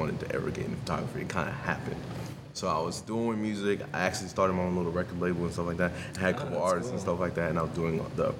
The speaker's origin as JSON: {"language": "English", "region": "New York", "country": "United States", "moved": "as an adult", "lives_now": "Tampa, United States", "said": "So I'm actually originally from New York. I moved to Tampa, Florida, probably 2 years ago now, two-ish years ago."}